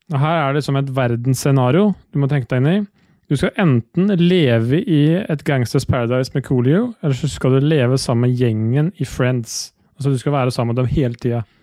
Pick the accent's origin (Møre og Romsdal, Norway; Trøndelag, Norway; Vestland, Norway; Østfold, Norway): Østfold, Norway; jeg er født og oppvokst i Østfold